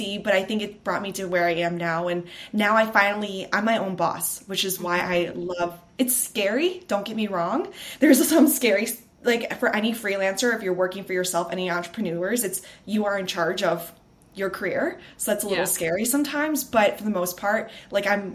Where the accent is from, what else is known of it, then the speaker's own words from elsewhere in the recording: Chicago, Illinois, United States; moved away as an adult; now in Los Angeles, United States; I am from Chicago, but I just actually moved to LA 6 months ago with my fiance